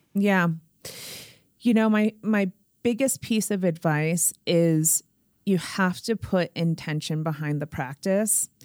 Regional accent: Springfield, Massachusetts, United States; born or raised there

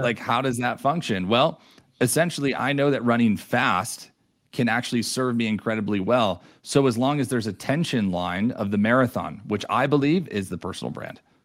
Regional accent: New York, United States; moved away as an adult; now in Denver, United States; I'm originally from New York too

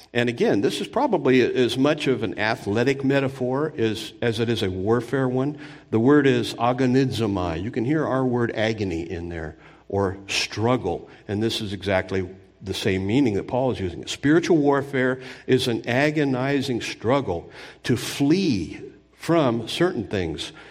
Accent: Anaheim, California, United States; I grew up near Disneyland in Southern California. I remember when they built it in Orange County

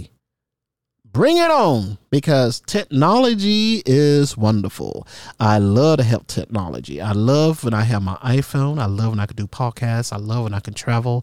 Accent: United States; I was from America

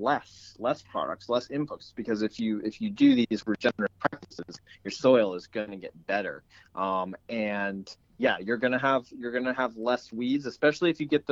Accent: New England, Maine, United States; I grew up in New England in Maine, in kind of a rural area.

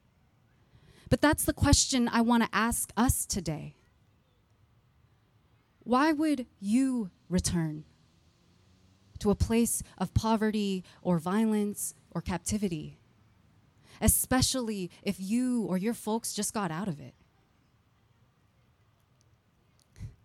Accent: San Jose, California, United States; the neighborhood that I grew up in San Jose, California

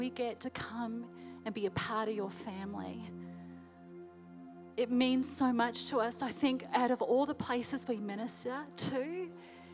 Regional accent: New Zealand; moved away as an adult; now in Chattanooga, United States; my husband and I, we're from New Zealand

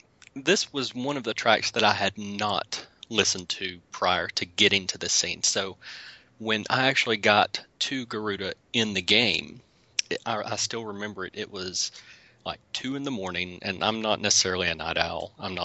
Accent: the South, United States; accent: southern; me and my southern accent didn't butcher that name

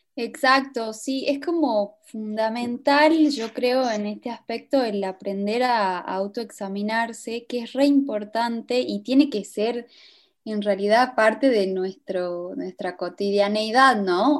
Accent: Cafayate, Salta, Argentina; yo soy de Cafayate

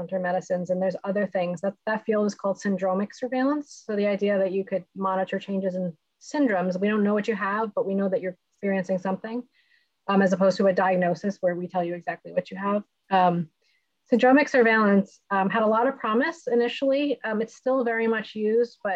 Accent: United States; as an American

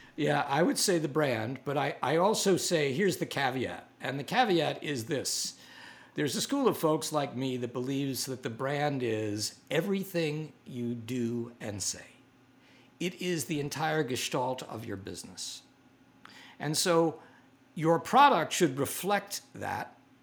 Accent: New York City, New York, United States; I grew up on the Lower East Side and had a, a, a really great introduction to New York art museums

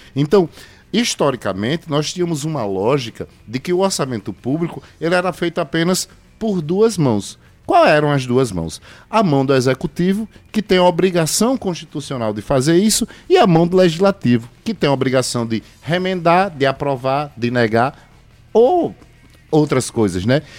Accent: João Pessoa, Paraíba, Brazil; nascido e criado em Mangabeira, inclusive sou morador, hoje, até hoje, do bairro

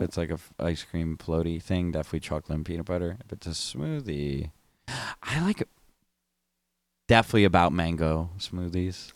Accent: New Jersey, United States; I'm from Jersey

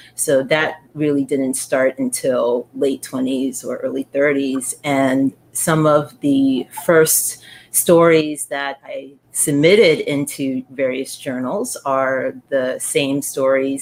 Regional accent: New York City, New York, United States; I grew up in the Bronx. I was born and raised in the Bronx

